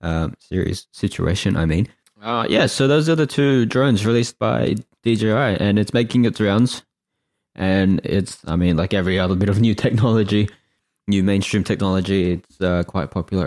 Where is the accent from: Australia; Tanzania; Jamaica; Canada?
Australia; We're Australian too.